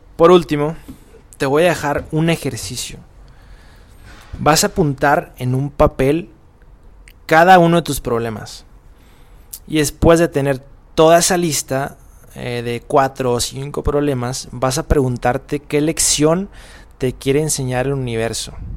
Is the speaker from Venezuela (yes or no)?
no; Mexico; moved away; soy mexicano, pobre de mí, eh, estoy en otro país